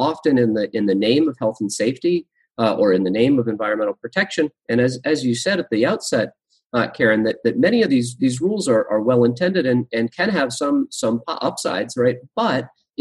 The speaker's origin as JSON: {"language": "English", "region": "Massachusetts", "country": "United States", "tie": "born or raised there", "moved": "yes", "lives_now": "Nebraska, United States", "said": "I grew up in Massachusetts, a lot more regulations than in Nebraska, where I am now."}